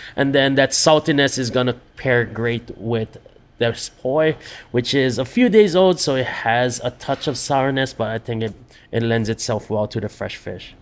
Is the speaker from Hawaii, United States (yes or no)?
yes; Hawaii, United States; born or raised there